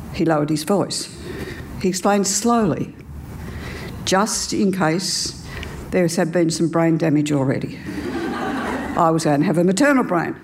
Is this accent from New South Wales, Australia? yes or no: yes; New South Wales, Australia; I grew up in Australia in the 50s and spent all my primary school years in a one teacher school